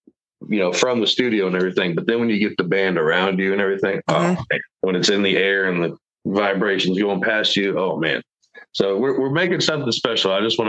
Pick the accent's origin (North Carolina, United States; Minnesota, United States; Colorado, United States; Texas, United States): Texas, United States; Houston; born or raised there